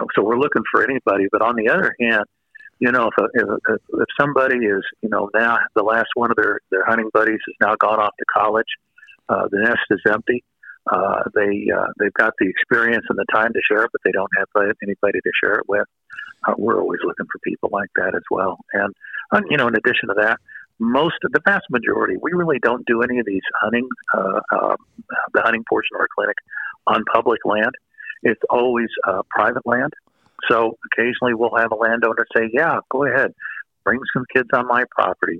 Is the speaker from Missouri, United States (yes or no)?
yes; Missouri, United States; I'm from Missouri